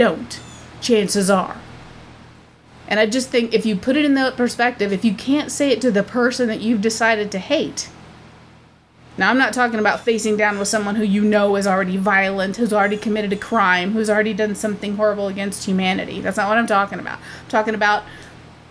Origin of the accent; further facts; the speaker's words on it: United States; I am from America